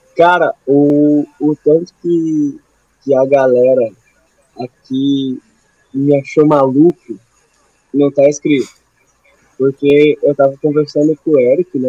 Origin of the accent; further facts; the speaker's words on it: Brazil; eu vim do Brasil, eu sou brasileiro